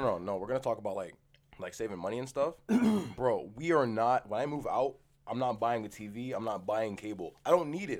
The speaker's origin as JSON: {"language": "English", "country": "United States", "moved": "yes", "lives_now": "Canada", "said": "we're American"}